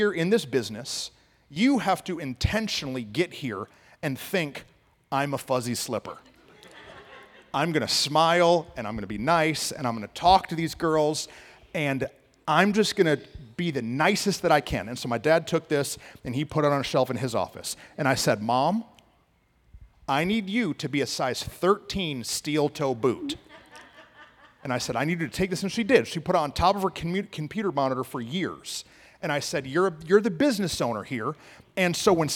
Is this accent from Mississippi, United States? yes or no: no; Flint, Michigan, United States; now in Dallas-Fort Worth, United States; I grew up in Flint, Michigan